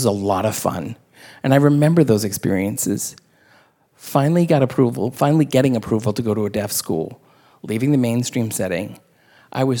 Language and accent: English; the South, United States; I grew up in the South